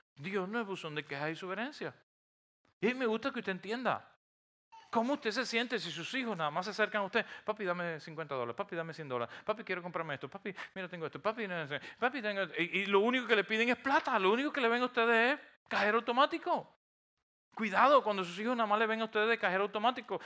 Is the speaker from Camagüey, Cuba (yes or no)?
no; near Gibara, Holguín, Cuba; moved away; es un pueblo precioso, un pueblo eh, que está en una bahía, cerca de, de donde yo nací